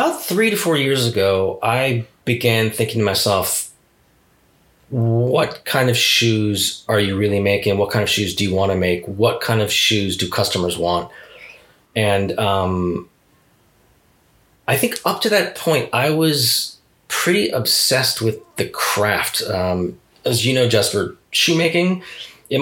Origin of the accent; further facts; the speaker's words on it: East Coast, United States; moved away as an adult; now in Japan; I grew up on the East Coast